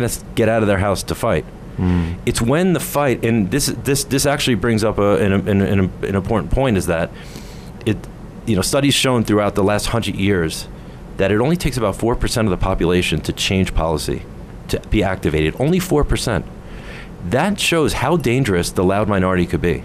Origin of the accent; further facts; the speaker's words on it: United States; now in South Africa; where I grew up in America